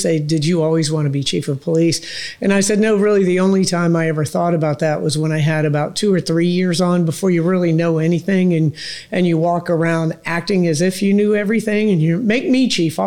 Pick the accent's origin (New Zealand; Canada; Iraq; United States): United States; Tampa, Florida; I grew up out in North Tampa